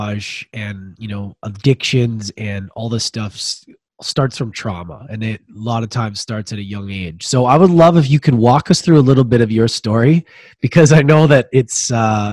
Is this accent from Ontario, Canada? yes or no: no; Edmonton, Alberta, Canada; I grew up in Edmonton